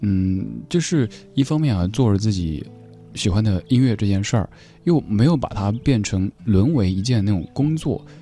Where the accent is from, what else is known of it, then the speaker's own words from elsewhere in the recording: Sichuan, China; accent: Sichuanese; 我就是讲四川话